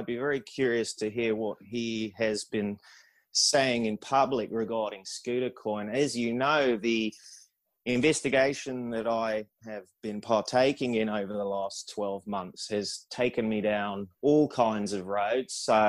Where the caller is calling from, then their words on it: Netherlands; I'm calling from the Netherlands at the moment. I'm sitting here with my post-production team.